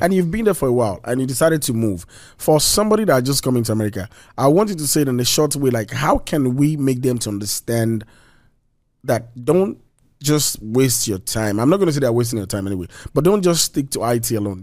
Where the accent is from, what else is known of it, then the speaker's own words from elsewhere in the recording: Nigeria; now in United States; I'm a Nigerian